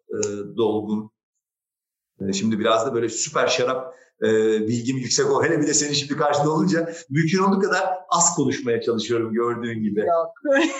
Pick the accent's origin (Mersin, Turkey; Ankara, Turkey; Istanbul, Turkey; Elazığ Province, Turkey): Istanbul, Turkey; also born or lived in Beyoğlu, Istanbul; Kadıköy benim büyüdüğüm yer, benim ana vatanım